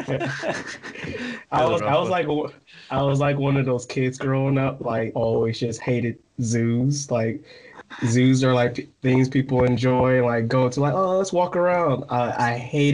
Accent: Michigan, United States; moved away as an adult; also born or lived in West Virginia / Florida / New Jersey / California; I'm from Michigan, and then I moved to West Virginia

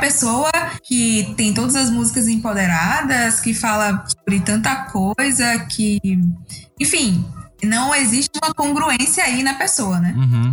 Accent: Bahia, Brazil; sou aqui da Bahia

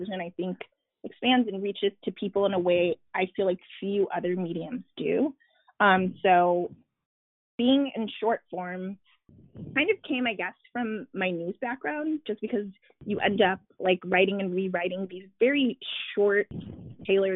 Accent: Chicago, Illinois, United States; moved away; also born or lived in Washington, D.C.; I was living in D.C., even though I am from Chicago

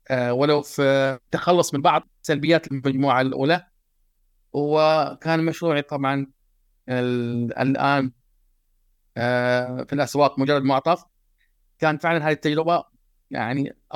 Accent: Tarut, Eastern Province, Saudi Arabia; born there; … إنسان من المملكة العربية السعودية آه عربي آه من مواليد جزيرة تاروت آه شرق المملكة العربية السعودية

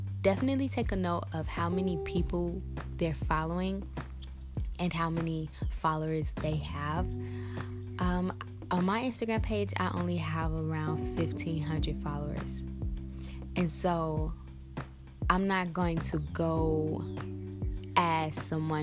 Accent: St. Louis, Missouri, United States; I've started in St. Louis because I mean, honestly, just because that's my hometown

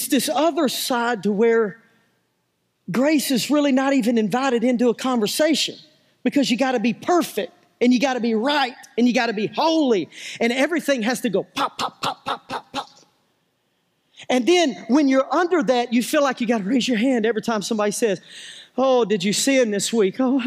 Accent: United States; I'm from Dixon County

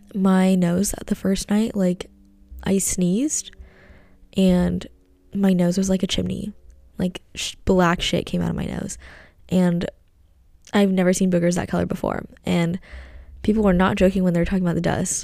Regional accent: United States; being American and, like, being Asian at home

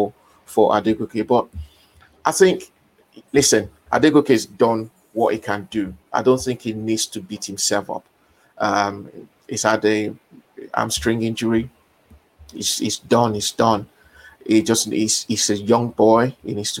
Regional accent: Nigeria; Being a Nigerian

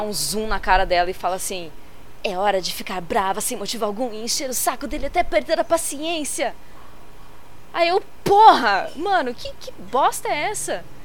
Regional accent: São Paulo, Brazil; eu sou de São Paulo

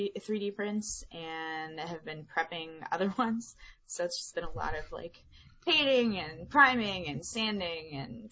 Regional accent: Pittsburgh, Pennsylvania, United States; I'm from Pittsburgh

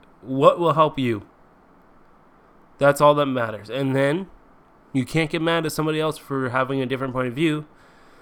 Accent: Canada; I'm Canadian

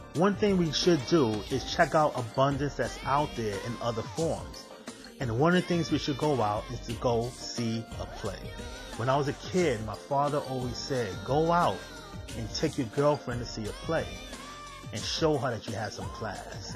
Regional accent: New York City, New York, United States; As a kid, I was growing up in Manhattan

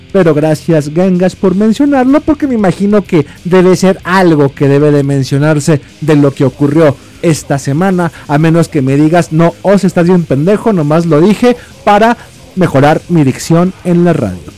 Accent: Mexico; a mí y al resto de México

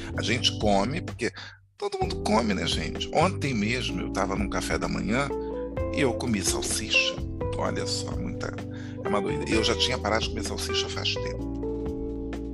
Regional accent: Rio de Janeiro, Brazil; em Madureira, bairro do subúrbio carioca, onde eu nasci e cresci

